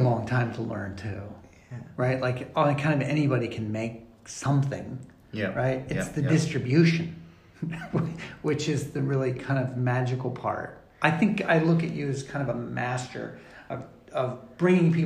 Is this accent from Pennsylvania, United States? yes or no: yes; Pennsylvania, United States; moved away; I'm from Pennsylvania